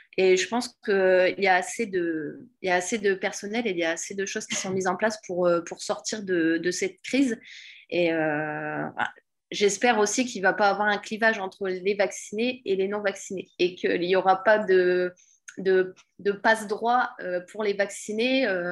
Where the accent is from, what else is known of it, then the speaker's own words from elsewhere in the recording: Pas-de-Calais, Hauts-de-France, France; je suis du Pas-de-Calais